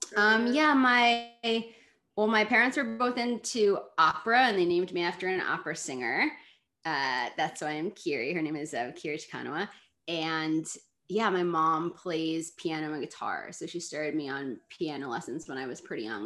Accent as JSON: {"language": "English", "town": "New York City", "region": "New York", "country": "United States", "tie": "born or raised there", "said": "I grew up here in Brooklyn"}